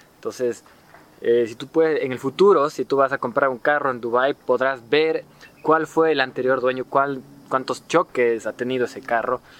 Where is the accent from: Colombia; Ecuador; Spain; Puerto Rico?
Ecuador; en mi país, en Ecuador